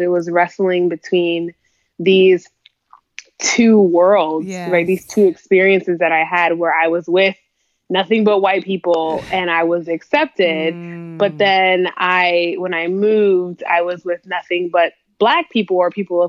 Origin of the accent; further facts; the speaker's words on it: Minnesota, United States; also born or lived in Texas / California; I grew up in Minnesota